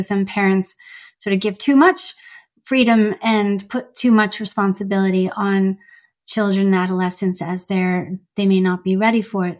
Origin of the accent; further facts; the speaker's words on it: Canada; also born or lived in Iran; I immigrated from Iran to Canada to be with my mom at age seven